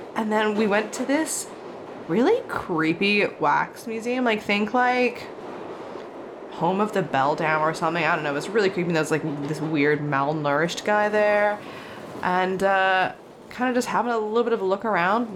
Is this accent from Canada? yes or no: no; Australia; I am an Aussie podcaster and actor